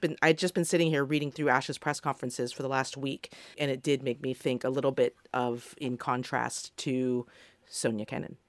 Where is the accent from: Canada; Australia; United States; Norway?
Australia; On behalf of the Australian people